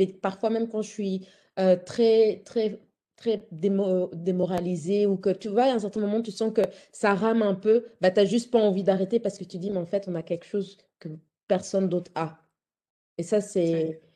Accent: Belgium; je suis d'origine congolaise, mais j'ai grandi en Belgique

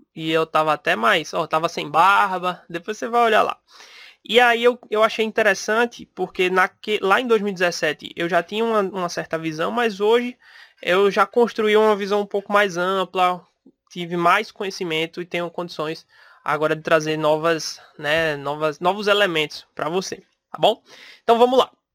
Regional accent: Pernambuco, Brazil; eu sou de Pernambuco

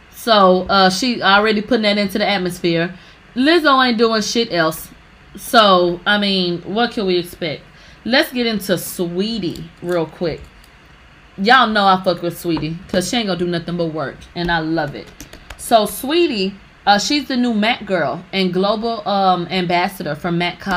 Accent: Houston, Texas, United States; we're both from Houston.

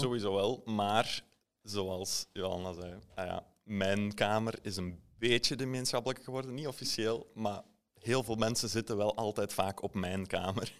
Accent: Diest, Flanders, Belgium; also born or lived in Hasselt; Ik kom van Diest, wat ongeveer een half uurtje met auto's eh, van Hasselt

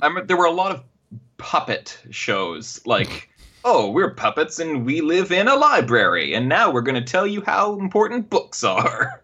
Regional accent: Canada; accent: Canadian; my Canadian accent

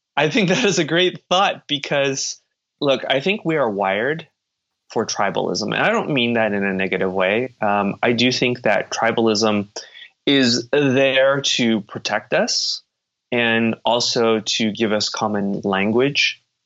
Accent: United States; I was born and raised in the United States completely.

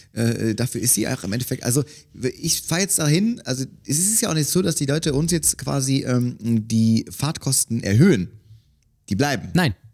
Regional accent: Cologne, North Rhine-Westphalia, Germany; Ich bin in Köln aufgewachsen

